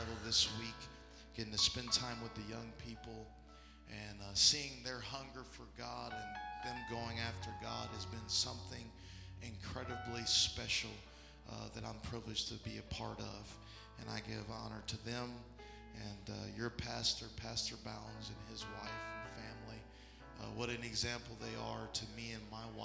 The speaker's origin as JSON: {"language": "English", "region": "Florida", "country": "United States", "said": "I'm from Florida"}